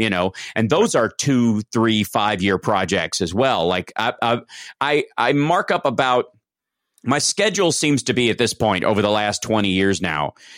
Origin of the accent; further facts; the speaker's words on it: Kentucky, United States; I'm from Kentucky